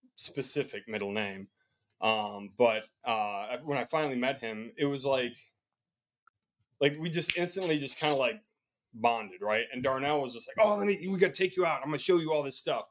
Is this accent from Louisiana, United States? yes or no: no; Chicago, Illinois, United States; now in Columbia, United States; I'm from Chicago, Illinois. Currently, the, currently living in Columbia, South Carolina